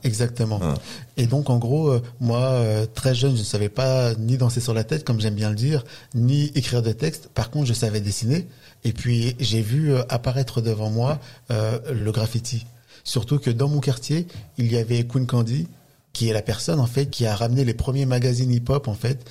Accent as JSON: {"language": "French", "town": "La Courneuve", "region": "Île-de-France", "country": "France", "tie": "born or raised there", "said": "j'ai grandi dans un quartier euh, en Seine-Saint-Denis"}